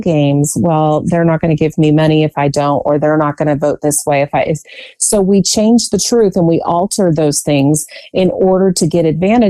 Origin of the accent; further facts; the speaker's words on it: Virginia, United States; I have spent most of my life in the Commonwealth of Virginia